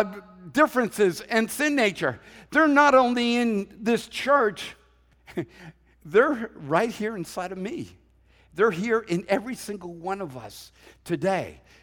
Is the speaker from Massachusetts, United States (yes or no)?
yes; Boston, Massachusetts, United States; But you know, I'm a Bostonian at heart. I know what it's like.